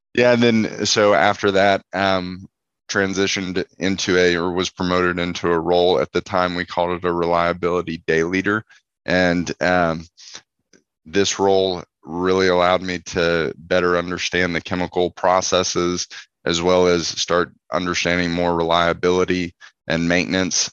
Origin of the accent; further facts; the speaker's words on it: Houston, Texas, United States; I'm originally from Houston, Texas